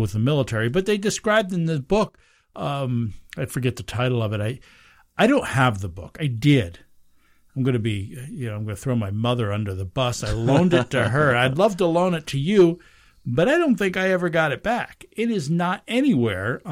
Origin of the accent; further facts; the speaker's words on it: Pine Bush, New York, United States; moved away; that's my hometown.